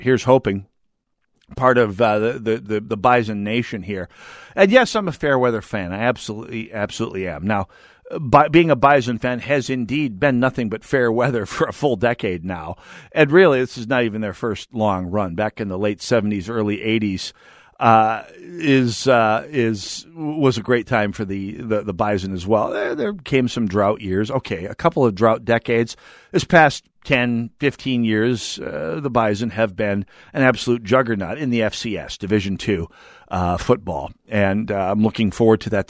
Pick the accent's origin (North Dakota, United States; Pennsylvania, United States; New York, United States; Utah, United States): North Dakota, United States; moved away; growing up in North Dakota